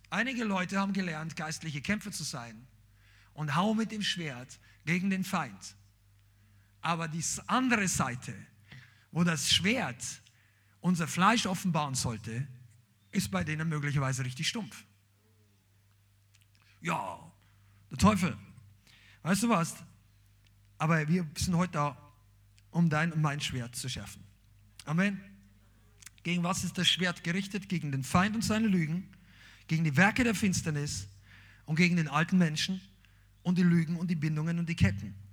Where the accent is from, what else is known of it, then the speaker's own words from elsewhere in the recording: Bavaria, Germany; ich bin Bayer, ja, er vergibt mir, er liebt mich trotzdem. Aber bei uns haben wir gesagt, ein Hackel.